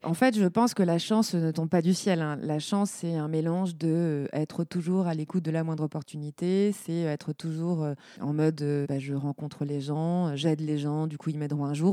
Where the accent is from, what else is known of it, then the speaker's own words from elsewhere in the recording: Lorraine, Grand Est, France; moved away as an adult; also born or lived in Paris / Aude; Je suis Lorraine. J'ai grandi en Lorraine où j'ai fait bah, mes années primaires, collège, lycée